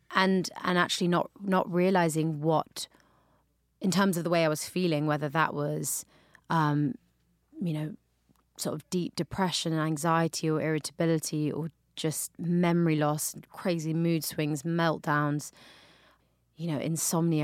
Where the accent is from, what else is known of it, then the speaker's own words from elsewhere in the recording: London, United Kingdom; now in New York, United States; growing up in London, we obviously have a big Jamaican community there